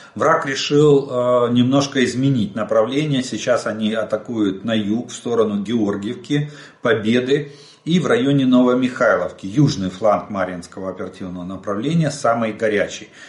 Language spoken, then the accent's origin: Russian; Ukraine; мы из Украины